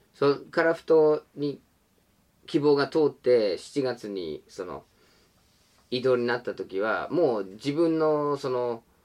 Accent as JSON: {"language": "Japanese", "country": "United States", "tie": "born or raised there", "moved": "yes", "said": "自分の生まれ育ったアメリカ"}